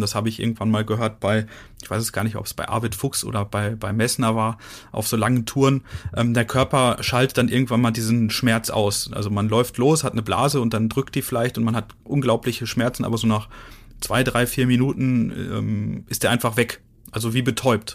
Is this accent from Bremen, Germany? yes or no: no; Ruhr area, North Rhine-Westphalia, Germany; now in Dresden, Germany; Also ich komme ja aus dem Ruhrgebiet.